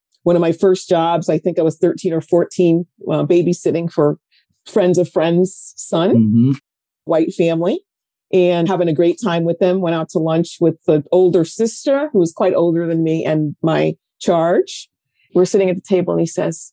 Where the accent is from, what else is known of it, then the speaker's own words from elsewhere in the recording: Connecticut, United States; also born or lived in New York tri-state area; now in New York, United States; I'm a New Yorker, born here in the tri-state area. Moved to Connecticut at a very young age. I think I was 8 or so, and have been here ever since